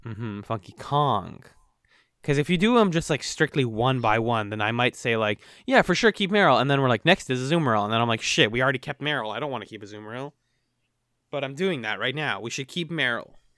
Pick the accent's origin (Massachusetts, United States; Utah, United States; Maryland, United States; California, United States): Massachusetts, United States; Boston; Boston, Massachusetts.